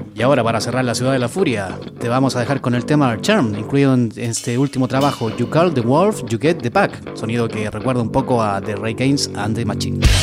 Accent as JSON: {"language": "Spanish", "country": "Chile", "said": "yo soy chileno"}